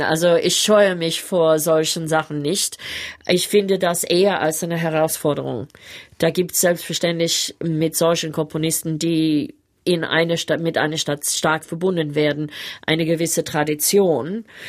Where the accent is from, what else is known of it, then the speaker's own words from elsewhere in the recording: Sydney, New South Wales, Australia; German is a second language; moved away as an adult; also born or lived in Berlin / Cologne; ein junges Mädchen aus Manly in Sydney. Ich bin fast am Strand aufgewachsen